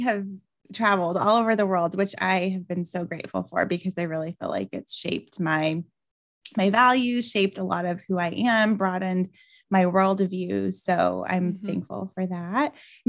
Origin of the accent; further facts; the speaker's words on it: Albuquerque, New Mexico, United States; I'm originally from Albuquerque, New Mexico, and it's so funny because I've traveled all over the world and so many people are like, New Mexico, that's part of Mexico.